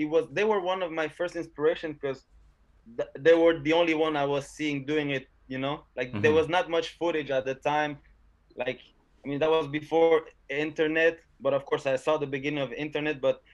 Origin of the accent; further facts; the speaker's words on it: South Shore, Quebec, Canada; we're from the South Shore